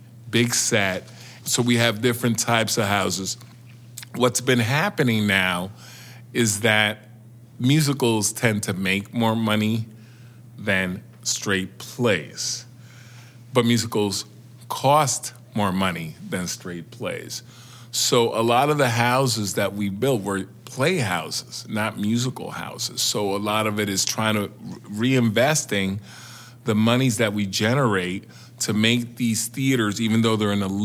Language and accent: English; New York City, New York, United States; Growing up in New York City